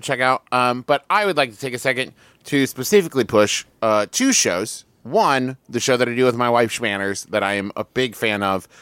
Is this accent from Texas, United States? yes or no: no; Huntington, West Virginia, United States; growing up in Huntington